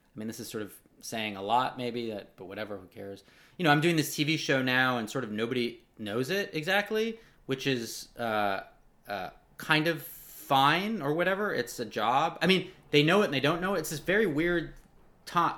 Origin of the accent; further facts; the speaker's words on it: Los Angeles, California, United States; I'm from Los Angeles